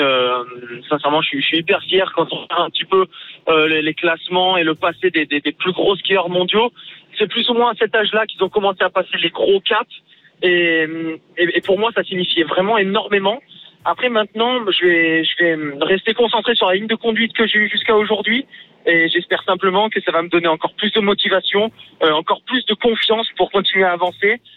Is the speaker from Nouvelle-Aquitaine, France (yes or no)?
no; Nice, Provence-Alpes-Côte d'Azur, France; je suis un niçois, donc pas du tout issu du ski à base, vraiment de la mer et de la ville